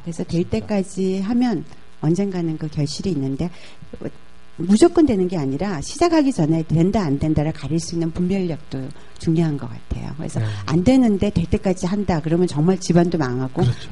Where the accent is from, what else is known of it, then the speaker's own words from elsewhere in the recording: South Korea; moved away as an adult; also born or lived in Indonesia; 저는 뭐 한국 여자가 인도네시아에서 왔다 그러지 뭐